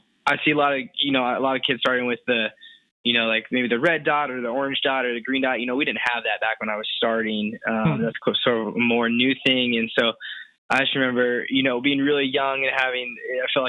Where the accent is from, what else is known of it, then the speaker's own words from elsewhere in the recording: Bloomington, Indiana, United States; I'm from Bloomington, Indiana, which is where Indiana University is, pretty small town about an hour south of Indianapolis